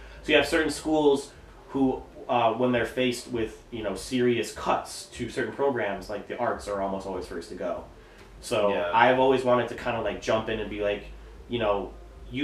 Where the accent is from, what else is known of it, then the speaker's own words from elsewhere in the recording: Pewaukee, Wisconsin, United States; I feel like everybody in Wisconsin or outside of Wisconsin, when they hear about Pewaukee, they always want to say Pewaukee.